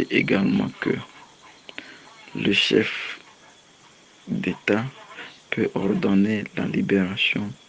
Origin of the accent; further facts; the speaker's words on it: Togo; je suis togolais.